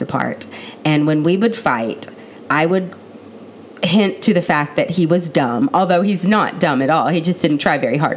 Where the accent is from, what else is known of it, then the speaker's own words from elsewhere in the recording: Houston, Texas, United States; also born or lived in Waco, Texas; I was born in Waco, Texas, but have lived most of my life in the north side of Houston suburbs